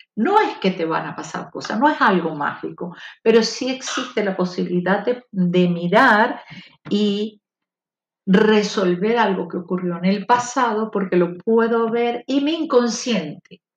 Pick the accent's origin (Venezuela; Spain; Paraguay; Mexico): Venezuela; somos nosotros, los venezolanos